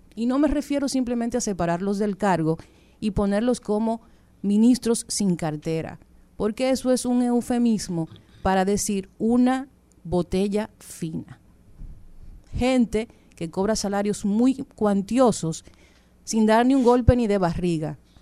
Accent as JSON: {"language": "Spanish", "country": "Dominican Republic", "said": "nosotros como dominicanos"}